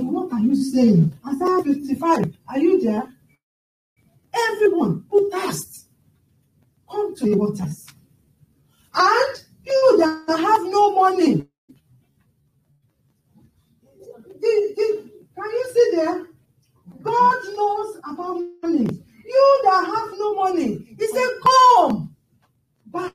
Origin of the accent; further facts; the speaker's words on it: Nigeria; now in United Kingdom; I grew up with my grandmother in Nigeria